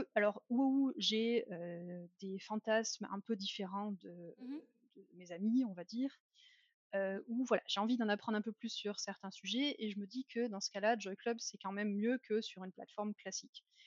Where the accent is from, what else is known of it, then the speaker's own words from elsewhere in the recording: France; now in Germany; je suis française, mais j'habite en Allemagne depuis déjà longtemps